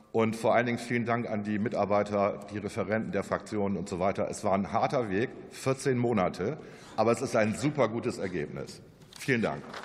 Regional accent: Northern Germany, Germany; ich bin ja auch ein Norddeutscher

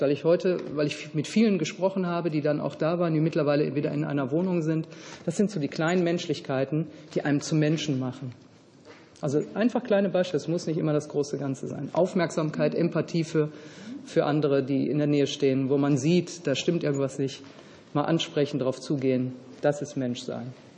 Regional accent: Hungary; wir kommen ja aus Ungarn

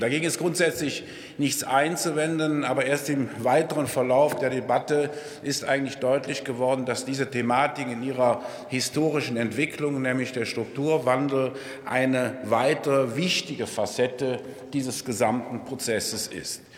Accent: Rhineland, Germany; Mir als Rheinländer würde an einem 11.11. .11. nachmittags um diese Zeit eigentlich der Sinn lieber nach Frohsinn, Freude und Geselligkeit stehen

